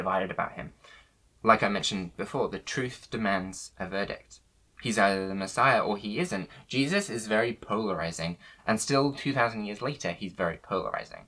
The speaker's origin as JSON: {"language": "English", "town": "Worcester", "region": "West Midlands", "country": "United Kingdom", "tie": "born or raised there", "said": "when I was younger, growing up in Worcester"}